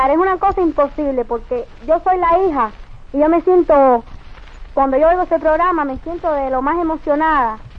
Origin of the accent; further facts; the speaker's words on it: Cuba; de ser cubana, de ser criolla, porque te llevamos la sangre de criolla en las venas.